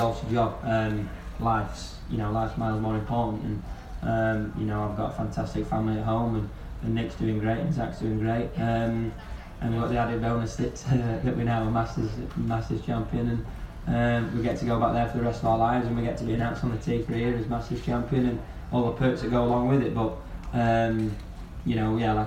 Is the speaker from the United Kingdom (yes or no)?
yes; United Kingdom; as a British player